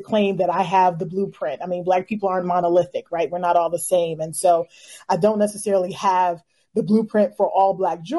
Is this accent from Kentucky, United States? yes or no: yes; Louisville, Kentucky, United States; I'm from Louisville, Kentucky.